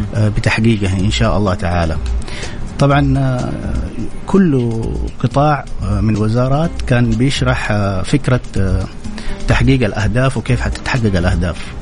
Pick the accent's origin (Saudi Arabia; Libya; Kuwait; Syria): Saudi Arabia; كلنا كسعوديين